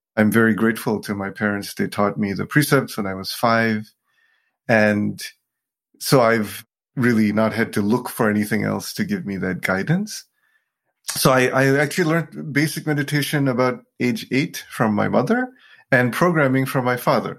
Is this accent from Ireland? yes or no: no; Sri Lanka; I was born in Sri Lanka to a very Buddhist family.